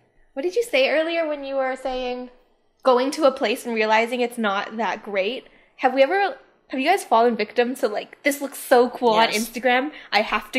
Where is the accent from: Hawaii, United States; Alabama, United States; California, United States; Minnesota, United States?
Hawaii, United States; we're from Hawaii